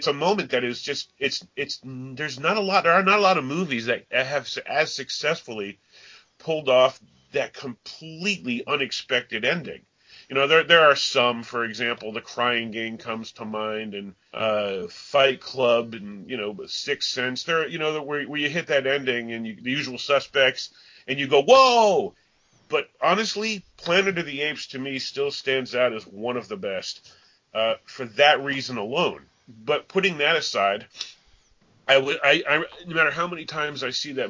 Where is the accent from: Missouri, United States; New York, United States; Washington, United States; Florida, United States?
New York, United States; upstate; I grew up in New York, and in upstate New York